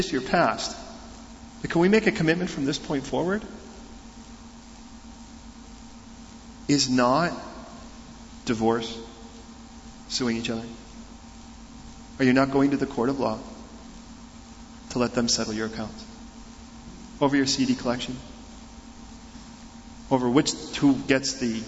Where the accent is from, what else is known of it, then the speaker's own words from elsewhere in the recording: United States; We're from America